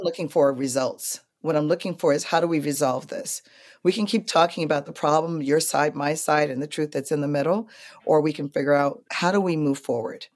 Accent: New York, United States; as a New Yorker

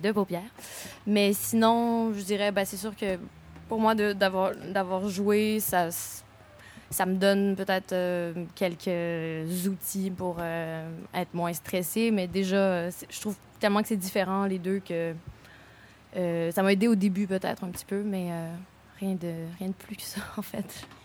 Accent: Montreal, Quebec, Canada; also born or lived in Boucherville; moi, je viens de Montréal, né à Boucherville. J'ai déménagé avec ma mère, euh, pour le secondaire à onze ans

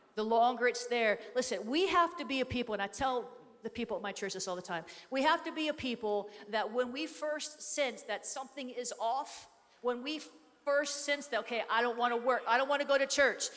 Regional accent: Florida, United States; I come from Florida, where we have more pythons per capita than any other state in the US

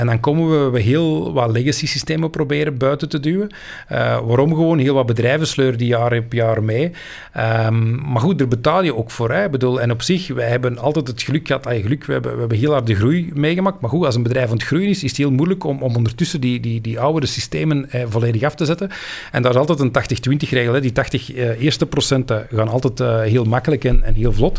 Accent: Belgium; wij als Belg

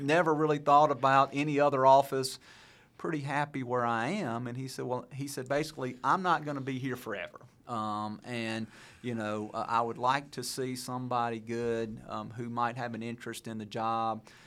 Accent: Brandon, Mississippi, United States; I grew up in Brandon

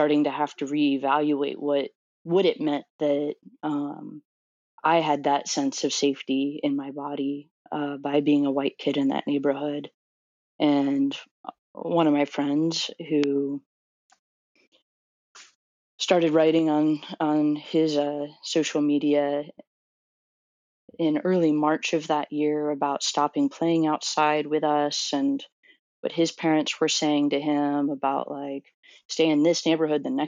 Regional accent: Orlando, Florida, United States; moved away as an adult; also born or lived in New Jersey; I'm from Orlando, Florida

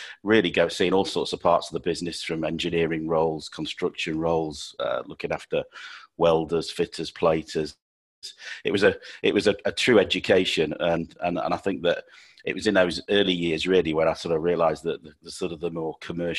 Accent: Sheffield, Yorkshire and the Humber, United Kingdom; I'm born and bred in Sheffield

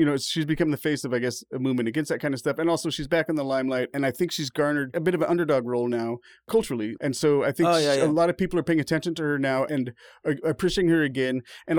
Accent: Ukiah, California, United States; we grew up in Ukiah.

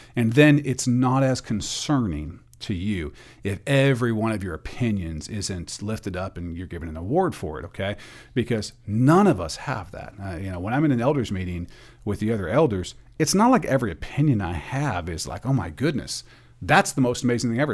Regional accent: Portland, Oregon, United States; I'm from the Portland area

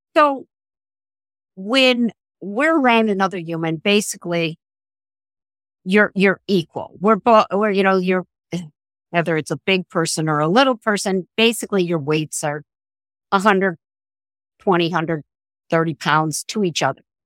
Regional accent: La Grange, Illinois, United States; I grew up outside of Chicago in a, in a suburb called LaGrange

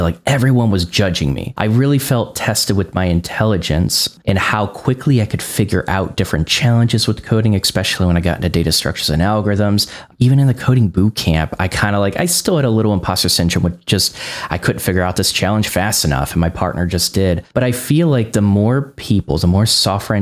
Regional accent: Northwest Indiana, United States; I grew up in Northwest Indiana and I was trying to find a developer job while I was learning in Northwest Indiana

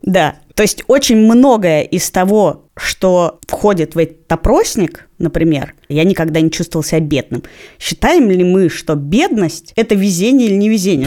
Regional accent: Moscow, Russia; то, что я родилась в Москве

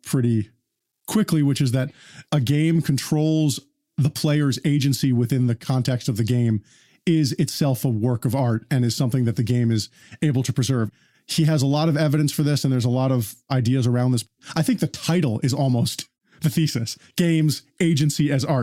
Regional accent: New York, United States; a Puerto Rican Jew New Yorker

